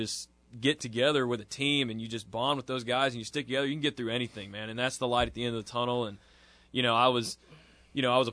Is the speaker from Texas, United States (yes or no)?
yes; Tyler, Texas, United States; moved away as an adult; now in Ruston, United States; I'm from Tyler, Texas